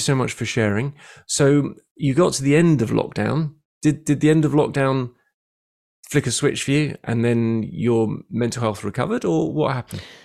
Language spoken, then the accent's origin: English; London, United Kingdom; moved away as an adult; now in Bournemouth, United Kingdom; I moved from London to Bournemouth about six years ago, having been born there